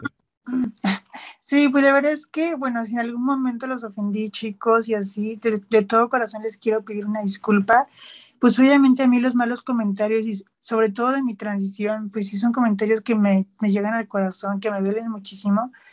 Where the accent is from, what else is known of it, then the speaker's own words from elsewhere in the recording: Nopalillo, Hidalgo, Mexico; es un pueblo que se llama Nopalillo. Este pueblo pues se ubica en el estado de Hidalgo